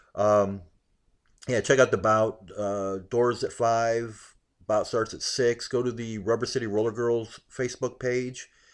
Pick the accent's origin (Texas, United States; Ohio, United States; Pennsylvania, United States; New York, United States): Ohio, United States; Akron; also born or lived in Hawaii; I grew up in Akron